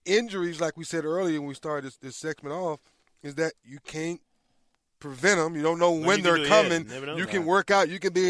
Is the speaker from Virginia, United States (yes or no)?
yes; Northern Virginia, United States; We're from Northern Virginia, right outside of D.C.